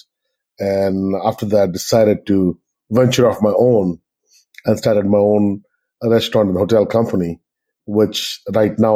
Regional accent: Andaman and Nicobar Islands, India; moved away as an adult; also born or lived in Punjab, India / Chennai, India; now in Hawaii, United States; I'm originally from the north of India in Punjab, but I grew up in Andaman Nicobar Islands, which is in the Bay of Bengal.

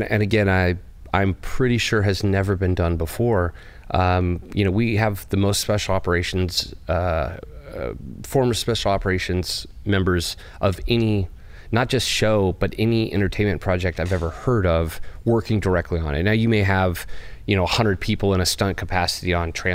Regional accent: Bakersfield, California, United States; I grew up in Bakersfield, California

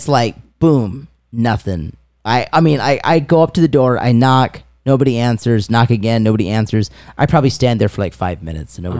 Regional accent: Wakarusa, Indiana, United States; We said we're from Wakarusa

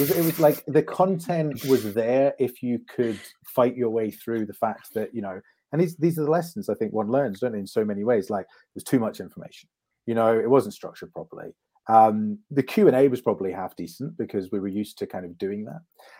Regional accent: Scotland, United Kingdom; accent: neutral; also born or lived in London; I have an overly neutral accent for reasons I'm sure won't come up in this conversation. But I grew up in Scotland, but I was in London for 14 years.

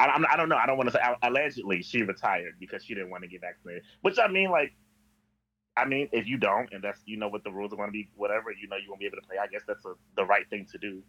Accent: St. Louis, Missouri, United States; I am a nigga from St. Louis.

